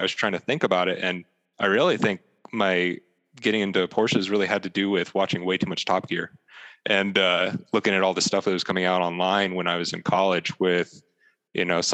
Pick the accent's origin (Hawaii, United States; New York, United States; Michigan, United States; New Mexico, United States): New Mexico, United States; Las Cruces; I grew up in Las Cruces, New Mexico, which is down the southern middle part of the state